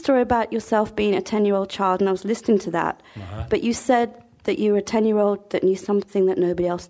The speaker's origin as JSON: {"language": "English", "country": "United Kingdom", "moved": "yes", "said": "I'm from Great Britain"}